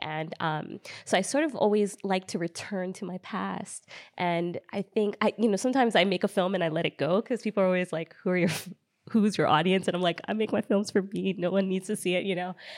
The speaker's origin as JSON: {"language": "English", "country": "United States", "tie": "born or raised there", "said": "I am an American-born Ghanaian filmmaker. I was, I'm born and raised in America, lived here all my life"}